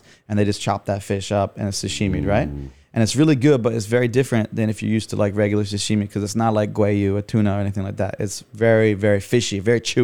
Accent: Vermont, United States; moved away as an adult; also born or lived in Montreal, Canada / Boston / Korea; now in Taiwan; I grew up in Vermont, which is in between Boston and Montreal

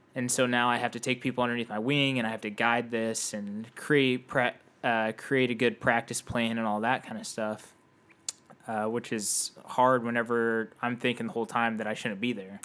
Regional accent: Indianapolis, Indiana, United States; I grew up in Indianapolis

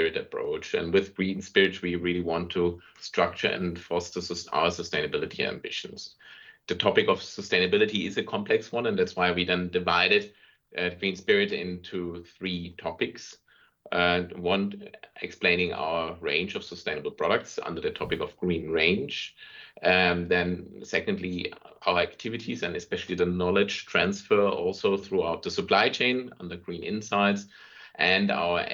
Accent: Germany; moved away as an adult; now in Vienna, Austria; I'm originally from Germany and moved here 1998, and in this regard, so I'm an emigrated German in Austria

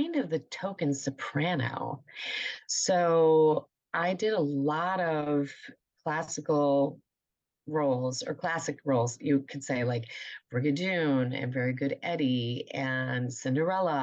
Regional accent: Rochester, New York, United States; moved away as an adult; I'm originally from Rochester, New York

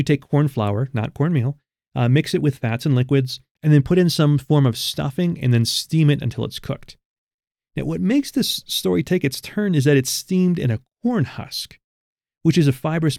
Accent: Rochester, New York, United States; I'm from Rochester, New York

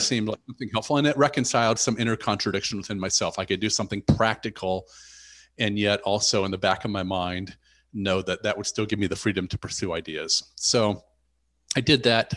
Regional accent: rural Indiana, United States; I grew up in the United States on a farm in rural Indiana

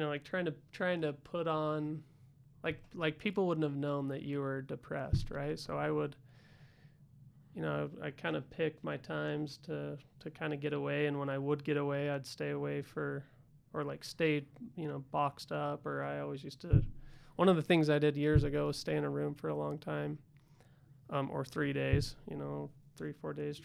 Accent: Salt Lake City, Utah, United States; also born or lived in California; I was born in Salt Lake City. And, I guess lived here for a few years

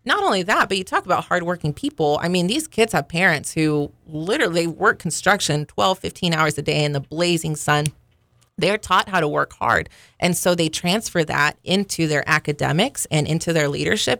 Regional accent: Stillwater, Oklahoma, United States; I was born in Stillwater

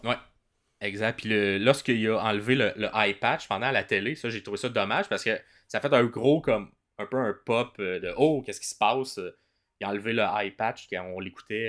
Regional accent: Ottawa, Ontario, Canada; moved away; je viens d'Ottawa à la base.

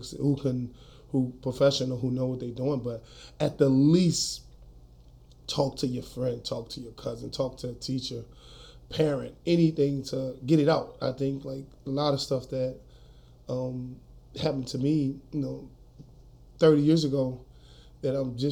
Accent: New Orleans, Louisiana, United States; moved away as an adult; now in Colorado, United States; I grew up in New Orleans, Louisiana, uptown, Third Ward, Melfamine Projects. I was born in New Orleans in 1981, Charity Hospital.

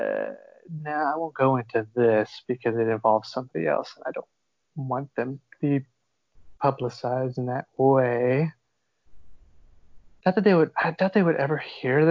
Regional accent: South Texas, United States; moved away; also born or lived in Austin, Texas; I'm from South Texas. And then I did live in Austin

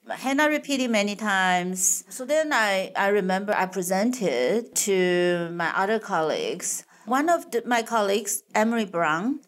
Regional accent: Taiwan; moved away as an adult; also born or lived in Madison, Wisconsin; I was born and raised in Taiwan

